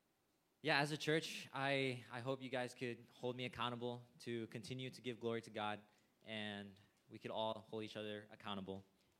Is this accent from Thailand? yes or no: yes; Thailand; also born or lived in India; So I myself am a TCK. I was born in India and I grew up in Thailand.